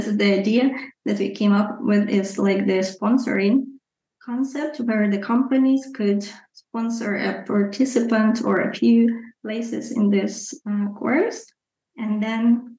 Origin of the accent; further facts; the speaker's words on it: Luhansk, Luhansk Oblast, Ukraine; And it was just a typical, I guess, region of Ukraine.